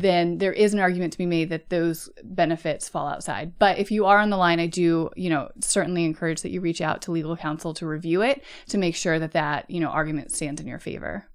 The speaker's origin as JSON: {"language": "English", "country": "United States", "first_language": "English"}